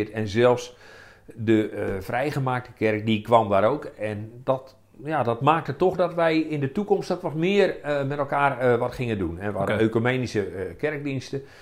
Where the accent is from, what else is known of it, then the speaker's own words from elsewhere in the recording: Roodeschool, Groningen, Netherlands; kom uit Rode School, einde van de spoorlijn in Groningen.